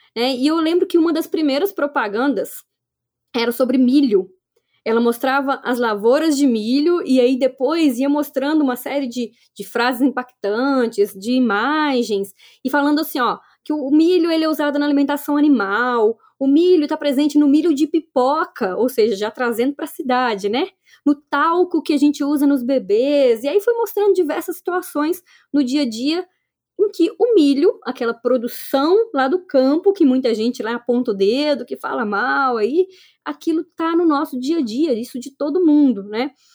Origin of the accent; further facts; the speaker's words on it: Minas Gerais, Brazil; accent: mineiro; eu sou mineira, né? Não vai ter jeito. Esse sotaque mineiro aqui tá em mim